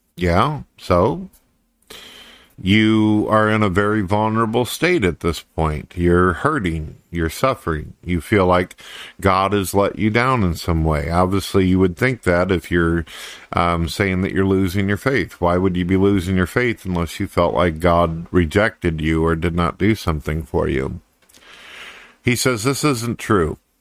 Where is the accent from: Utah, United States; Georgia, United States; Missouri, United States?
Missouri, United States; St. Louis; I was born and raised in Saint Louis, Missouri, and then I moved off into the country